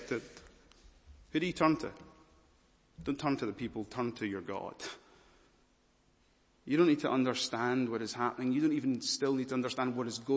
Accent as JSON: {"language": "English", "region": "Scotland", "country": "United Kingdom", "said": "I'm a Scottish preacher"}